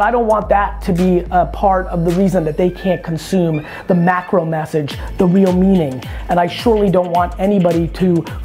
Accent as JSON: {"language": "English", "region": "New Jersey", "country": "United States", "tie": "born or raised there", "said": "I grew up in Jersey in the 80s"}